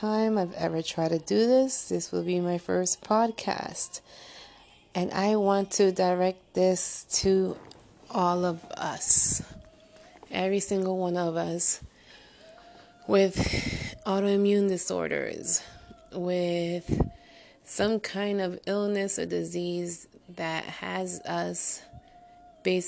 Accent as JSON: {"language": "English", "town": "Paterson", "region": "New Jersey", "country": "United States", "accent": "Jersey, New York", "said": "it's a Jersey, New York accent. And it is what it is. I am a Jersey girl from Patterson"}